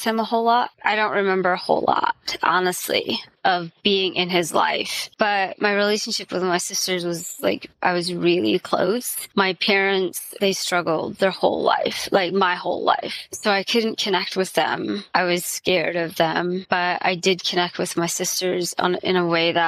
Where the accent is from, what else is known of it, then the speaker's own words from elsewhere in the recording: Indiana, United States; I was raised in Indiana, and I still live pretty close to where I was raised